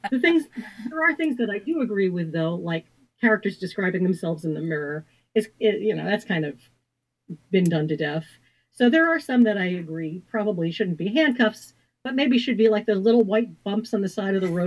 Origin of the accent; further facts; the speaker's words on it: Washington, District of Columbia, United States; I wanted to set it in Washington, D.C., my hometown, because D.C. is very rarely seen unless it's a thriller